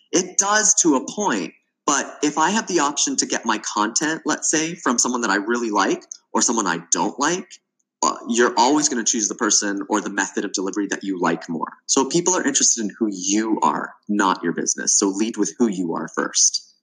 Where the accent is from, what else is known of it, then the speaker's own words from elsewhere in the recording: Toronto, Ontario, Canada; moved away as an adult; also born or lived in the Arctic; I'm originally from Toronto, Canada, and I moved to the Arctic